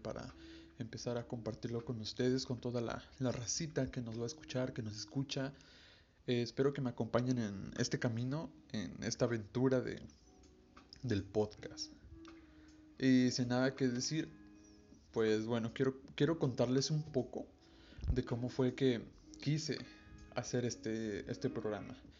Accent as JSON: {"language": "Spanish", "region": "Veracruz", "country": "Mexico", "said": "soy de Veracruz y tengo 18 años."}